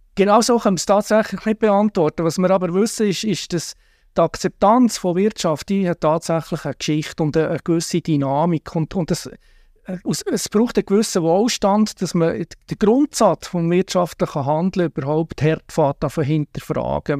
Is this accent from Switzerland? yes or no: yes; Switzerland; wir als Schweizer, Schweizerin